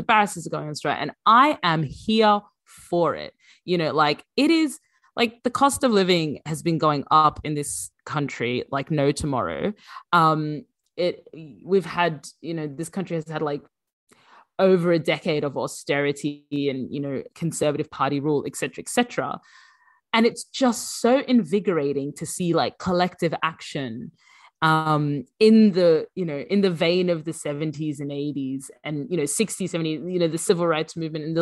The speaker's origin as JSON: {"language": "English", "town": "Brisbane", "region": "Queensland", "country": "Australia", "tie": "born or raised there", "also_born_or_lived": "Sudan", "moved": "as an adult", "lives_now": "United Kingdom", "said": "I grew up in Brisbane, and we were one of the very few Sudanese"}